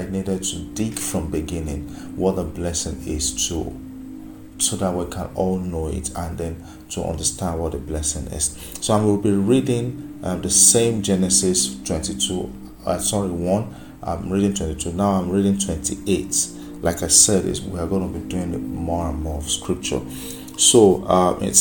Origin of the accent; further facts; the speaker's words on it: Nigeria; I'm from Nigeria, I'm from Africa